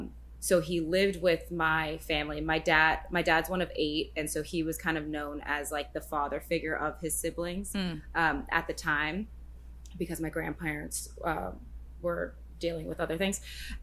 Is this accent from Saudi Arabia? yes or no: no; West Coast, United States; But I'm from the West Coast.